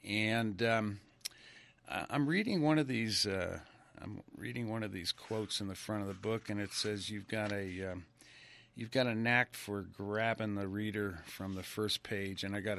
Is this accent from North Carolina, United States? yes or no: no; Ridgefield, Connecticut, United States; moved away as an adult; also born or lived in Stamford, Connecticut; when I was, I think, third grade, we moved to a little town called Ridgefield, Connecticut. Mm-hmm. Which is below Danbury.